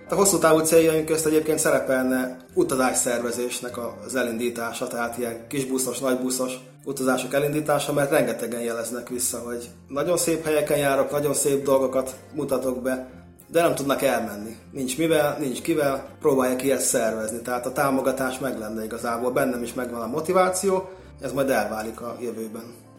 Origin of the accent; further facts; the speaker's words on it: Great Hungarian Plain, Hungary; én ugye alföldi vagyok